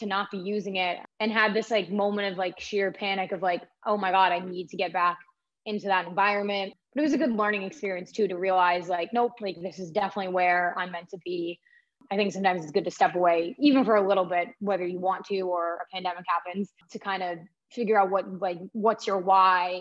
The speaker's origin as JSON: {"language": "English", "area": "South Shore", "region": "Massachusetts", "country": "United States", "tie": "born or raised there", "said": "I grew up in the South Shore"}